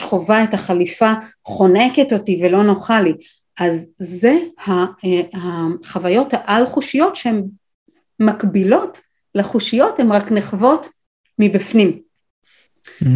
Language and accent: Hebrew; Israel; גדלתי בקיבוץ עם כלבת זאב